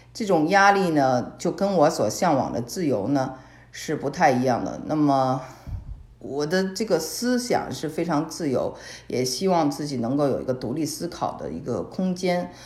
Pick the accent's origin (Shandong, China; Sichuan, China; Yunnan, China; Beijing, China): Beijing, China; moved away as an adult; also born or lived in California / Shanghai / Hong Kong; now in Texas, United States; 因为我从小生活在北京嘛